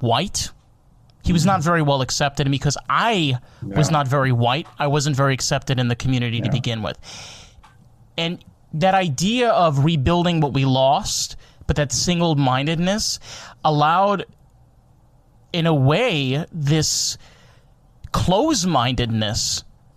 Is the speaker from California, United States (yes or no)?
no; Monsey, New York, United States; also born or lived in Suffern, New York; I grew up in Muncie, New York.